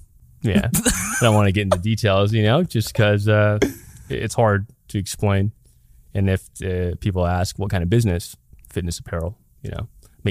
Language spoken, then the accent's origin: English; Long Beach, California, United States; But yeah, I was born and raised in Long Beach on the east side specifically. In that area, it's pretty diverse, but it was all mixed with like poverty, ghettos, and then there's like nice neighborhoods too.